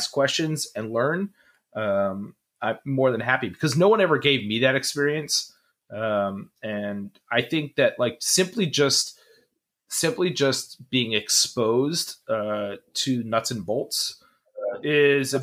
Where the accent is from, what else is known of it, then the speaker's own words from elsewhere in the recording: New York City, New York, United States; also born or lived in New Jersey; I grew up in New Jersey, New York City.